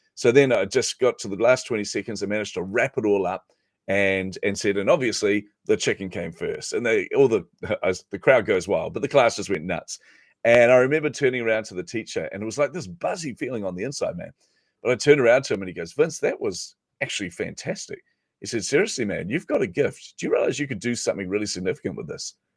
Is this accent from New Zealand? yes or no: yes; New Zealand; I'm a Kiwi